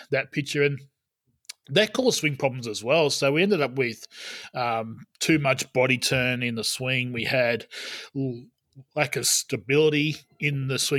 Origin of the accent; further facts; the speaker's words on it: Albury, New South Wales, Australia; moved away; my hometown of Albury